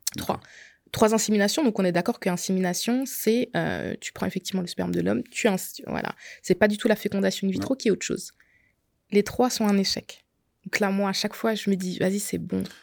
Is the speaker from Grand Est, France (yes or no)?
yes; Alsace, Grand Est, France; je suis alsacienne, donc j'ai tout fait en Alsace